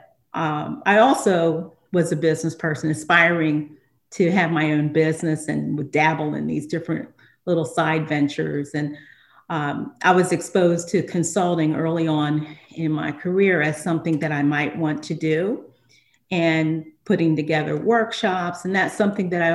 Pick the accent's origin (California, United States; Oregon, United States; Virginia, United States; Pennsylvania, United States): Pennsylvania, United States; Philadelphia; now in Delaware, United States; I grew up in Philadelphia